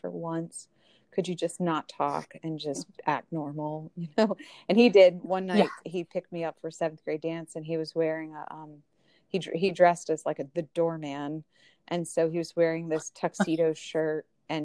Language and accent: English; United States; I was born in America as a white female in the family that I did